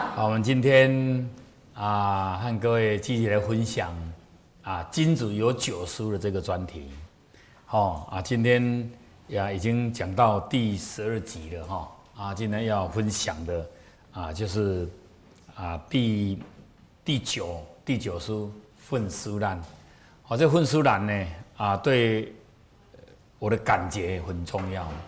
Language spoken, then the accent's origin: Chinese; Taiwan; 我们台湾人